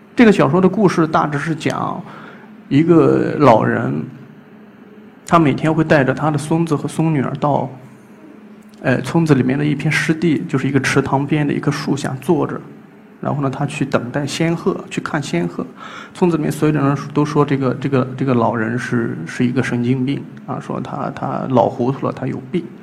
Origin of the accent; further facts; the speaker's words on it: Gaotai, Gansu, China; moved away; 今年三十二岁，呃，甘肃高台人。我出生在一个叫花强子的村庄